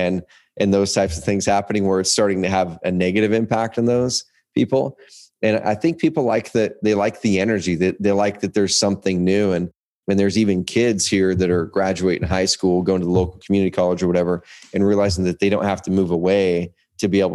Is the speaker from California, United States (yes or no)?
no; Southern Oregon, United States; also born or lived in Portland, Oregon / Roseburg, Oregon; I grew up in Oregon. I grew up in a different town in Southern Oregon.